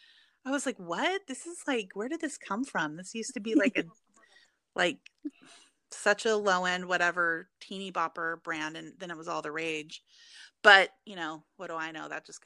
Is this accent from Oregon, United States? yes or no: yes; Portland, Oregon, United States; And I'm from Portland, Oregon, so it was like really big.